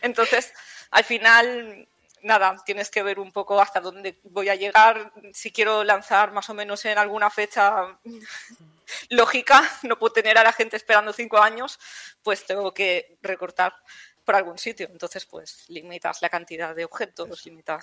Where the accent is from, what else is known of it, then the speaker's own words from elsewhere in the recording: Palau-solità i Plegamans, Catalonia, Spain; moved away as an adult; also born or lived in Mataró; now in Villena, Spain; yo he estudiado y soy de Cataluña. Yo estudié en Mataró, en la Tecnocampus, que es de la Pompeu Fabra, y yo soy de un pueblecillo de, Palau de Plegamans.